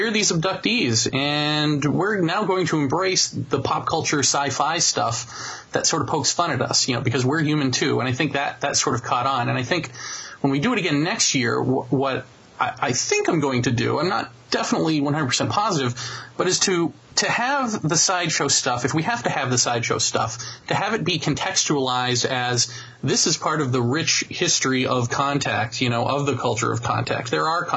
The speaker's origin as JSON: {"language": "English", "country": "United States", "said": "We're kind of a dumbed down nation, this America"}